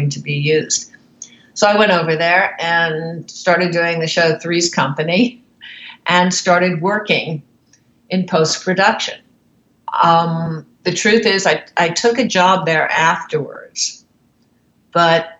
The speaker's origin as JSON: {"language": "English", "town": "New York City", "region": "New York", "country": "United States", "tie": "born or raised there", "said": "I started out in New York City. I grew up in New York."}